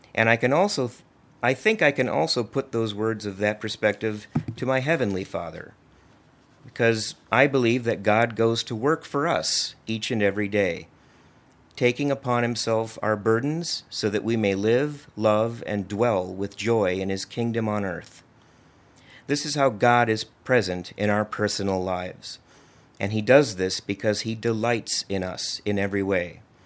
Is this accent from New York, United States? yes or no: no; Libertyville, Illinois, United States; also born or lived in Washington, D.C. / Maryland; I grew up here in Libertyville, as did my wife, Rita